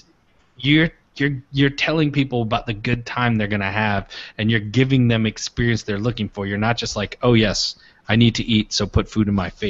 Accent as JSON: {"language": "English", "region": "Michigan", "country": "United States", "said": "Brad and I are both from Michigan"}